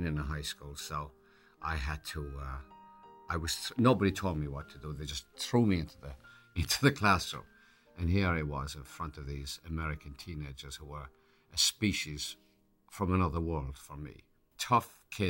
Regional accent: Ireland; accent: Irish; now in United States; I'd lose my Irish accent

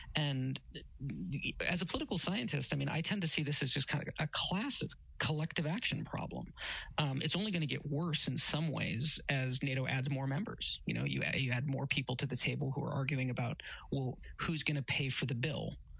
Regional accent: United States; I'm an American.

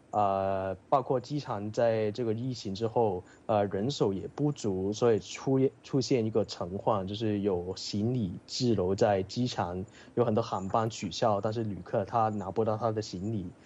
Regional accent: Hong Kong; now in United Kingdom; 但是这个可能是因为我来自香港，这里对这种天气有经验。

